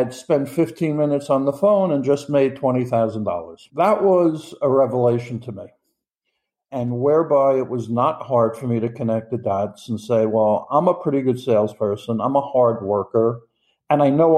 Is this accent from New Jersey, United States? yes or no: no; New York, United States; I'm from New York in the United States.